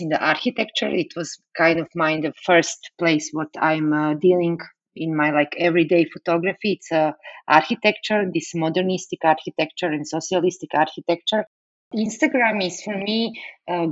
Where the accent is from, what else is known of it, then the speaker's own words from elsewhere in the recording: Serbia; English is a second language; moved away as an adult; now in Bratislava, Slovakia; I was born in Yugoslavia and raised there